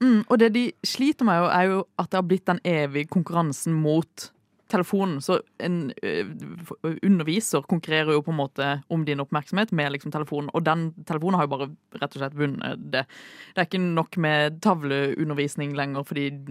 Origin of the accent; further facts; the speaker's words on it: Kristiansand, Agder, Norway; moved away; Hun er jo fra Sørlandet. Ja. Det, det, er jeg også